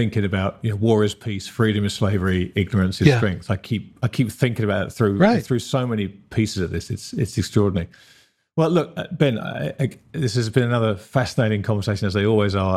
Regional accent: United Kingdom; now in Australia; my home country of Britain and my adopted home country of Australia

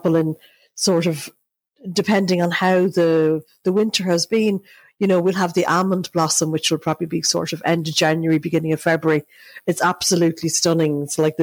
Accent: Ireland; I'm Irish

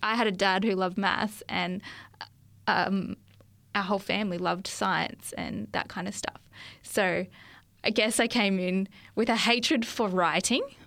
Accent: Brisbane, Queensland, Australia; moved away as an adult; now in Lake Macquarie, Australia; I was born in Brisbane.

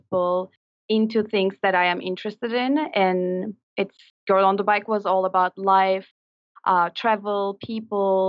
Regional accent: Turkey; moved away as an adult; now in New York City, United States; I'm from Turkey

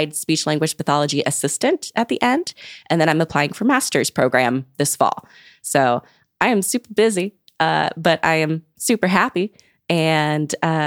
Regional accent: Long Beach, California, United States; born or raised there

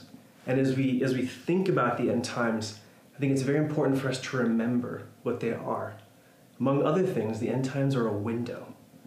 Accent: Mayagüez, Puerto Rico; moved away; I made the trek across the island to my hometown in Mayagüez

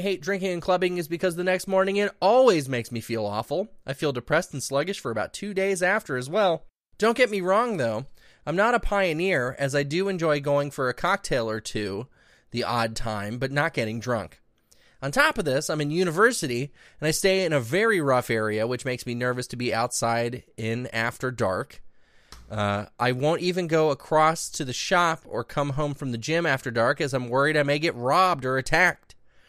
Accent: Ireland; unfortunately for me, I'm Irish, so there's a huge culture and expectation around drinking.

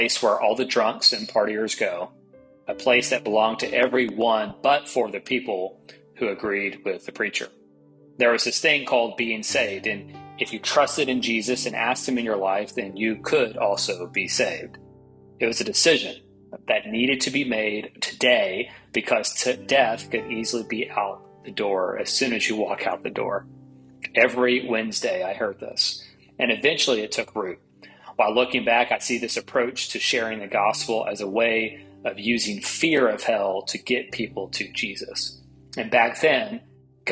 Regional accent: East Tennessee, United States; I grew up as Catholic in East Tennessee

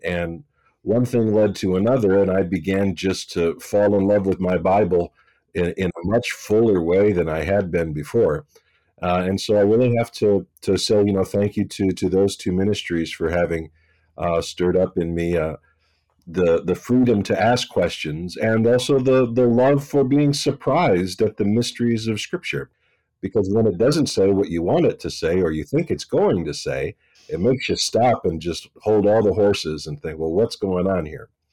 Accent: West Virginia, United States; I'm from West Virginia and I grew up uh, up a holler

